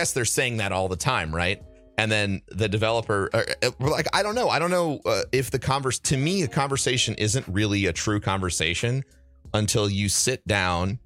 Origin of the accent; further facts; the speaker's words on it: Midwest, United States; also born or lived in St. Louis; Culturally, I'm an American. I'm from the Midwest.